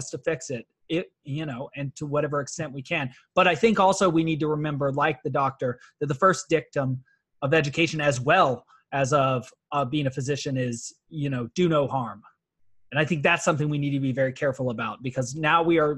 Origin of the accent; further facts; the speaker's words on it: Atlanta, Georgia, United States; now in Escondido, United States; I work in Escondido. I'm from Atlanta.